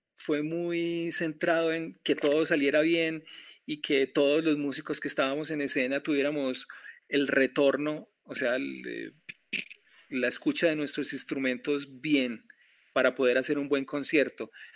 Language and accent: Spanish; Colombia; Yo soy colombiano